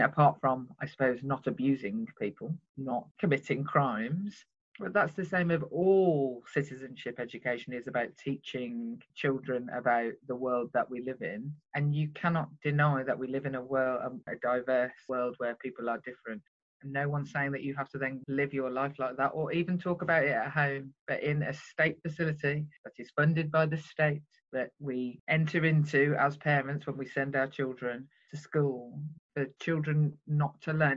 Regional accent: Birmingham, West Midlands, United Kingdom

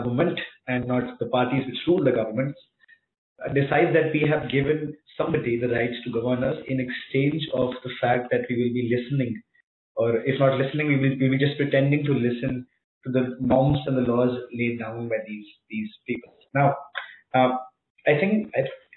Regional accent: India; also born or lived in Pune; I as an Indian, I as somebody who's residing in Pune right now

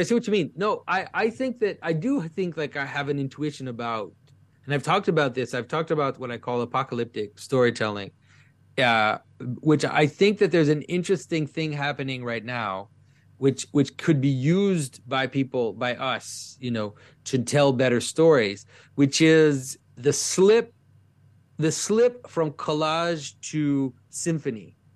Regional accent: Quebec, Canada; first language French; English is a second language; French is my first language, but I, I, I really, at some point, felt very deeply in my early adulthood that, that Quebec, where I'm from

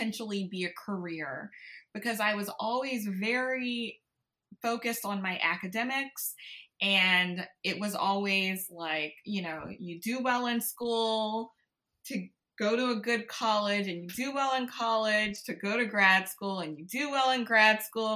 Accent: Baton Rouge, Louisiana, United States; I grew up in Baton Rouge, Louisiana, born and raised.

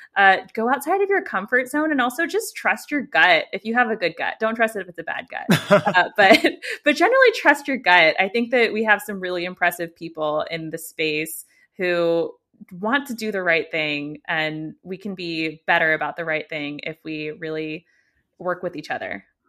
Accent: United States; accent: American; I'm obviously American for my accent, and, uh, born and raised here

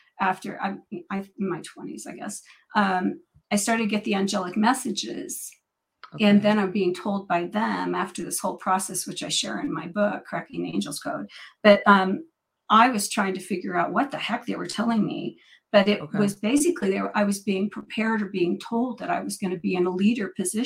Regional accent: Northern California, United States; I'm born and raised in Northern California, about 3 hours from Mount Shasta

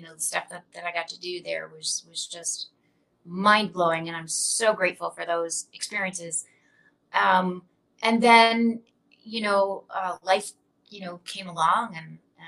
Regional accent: Canada; I grew up in Canada

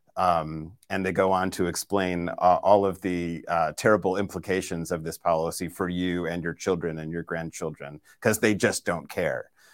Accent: Boston, Massachusetts, United States; moved away; my hometown of Boston

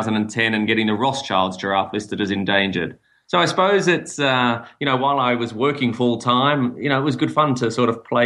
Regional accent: Melbourne, Victoria, Australia; moved away as an adult; also born or lived in Sydney, Australia; now in Namibia; I'm from Melbourne, Australia originally

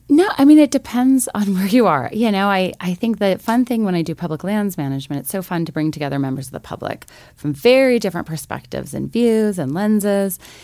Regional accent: Missoula, Montana, United States; I grew up actually here in Missoula, Montana

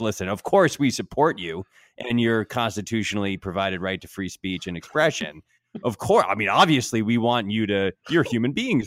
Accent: Connecticut, United States; my old house where I grew up in Connecticut.

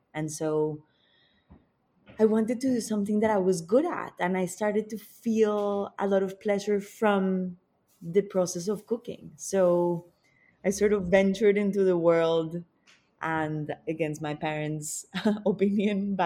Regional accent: Bogotá, Colombia; I grew up in Bogota, which is the capital of Colombia.

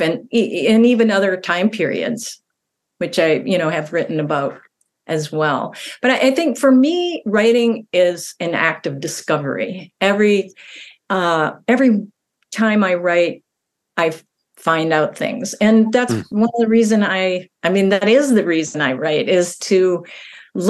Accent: central Minnesota, United States; also born or lived in Duluth, Minnesota; I grew up in a smaller town in Minnesota, central Minnesota

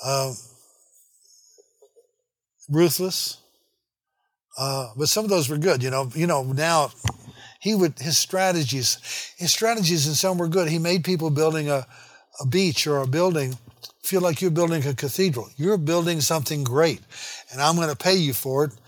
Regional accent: Memphis, Tennessee, United States; My hometown of Memphis, crisscrossed with big streets

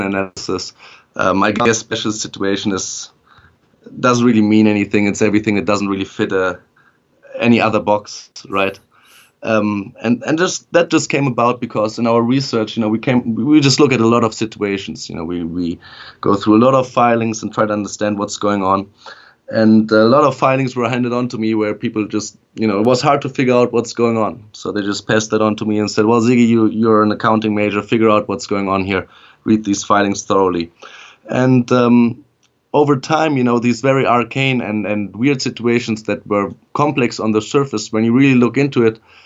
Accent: Germany; moved away as an adult; also born or lived in Netherlands / Beijing, China / Vienna, Austria; now in United States; I was actually born and raised in Germany, lived there for the first 19 years of my life

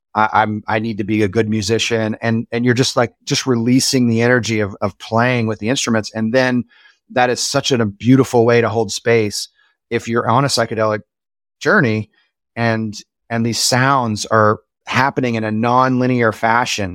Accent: Springfield, Missouri, United States; I grew up in Springfield, Missouri

